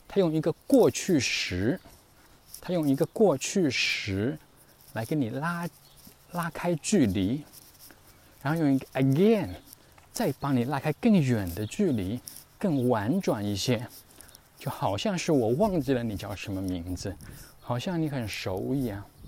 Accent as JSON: {"language": "Chinese", "country": "China", "said": "作为中国人，特别是我太太，那时候希望要，要喝一点热水"}